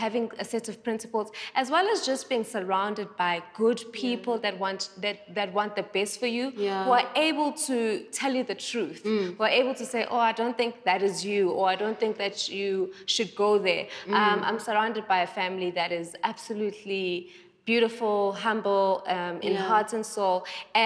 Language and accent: English; Durban, KwaZulu-Natal, South Africa; now in Johannesburg, South Africa; I am from Durban, I am from a small town